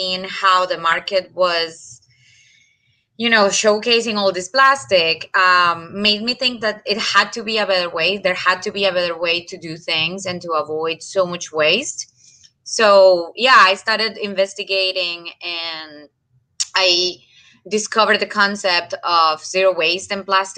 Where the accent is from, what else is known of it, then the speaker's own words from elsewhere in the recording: Colombia; moved away as an adult; also born or lived in Massachusetts; now in United States; I'm from Colombia